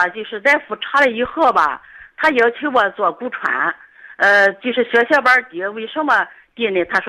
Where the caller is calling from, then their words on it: Weifang, Shandong, China; 我是潍坊的听众